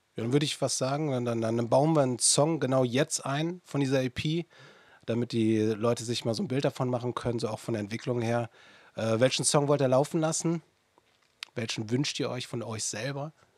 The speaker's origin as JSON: {"language": "German", "area": "near Anrath", "region": "North Rhine-Westphalia", "country": "Germany", "tie": "born or raised there", "said": "in meiner Heimat, in der Nähe von Anrat"}